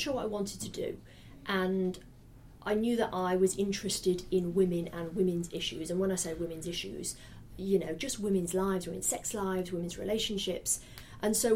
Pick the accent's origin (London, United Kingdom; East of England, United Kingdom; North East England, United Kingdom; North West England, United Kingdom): North West England, United Kingdom; Salford; moved away as an adult; also born or lived in Australia; I grew up in Salford in Manchester